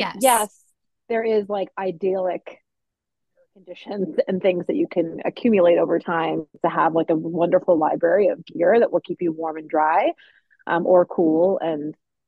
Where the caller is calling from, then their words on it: Maine, United States; I'm chiming in from Maine, as Kristen mentioned.